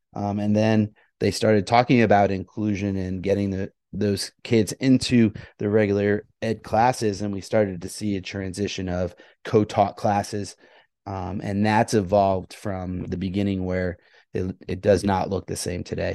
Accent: Sussex, New Jersey, United States; I grew up in Sussex, New Jersey

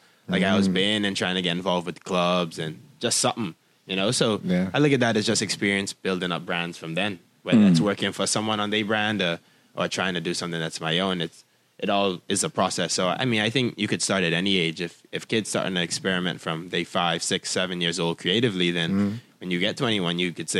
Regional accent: Nassau, New Providence, Bahamas; And I was born in 98. And I was born on Nassau. Okay. And... this where I live like my whole life.

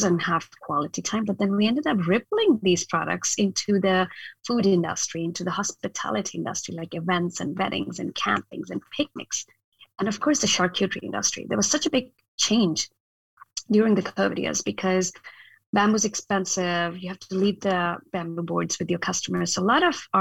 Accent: northern India, India; moved away as an adult; also born or lived in Ohio, United States; now in Portland, United States; I actually was born in, and I grew up in India, in the very north part of India

